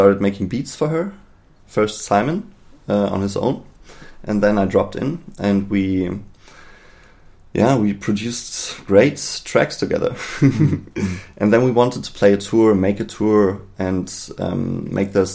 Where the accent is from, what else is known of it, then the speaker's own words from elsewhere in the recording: Berlin, Germany; I'm from Berlin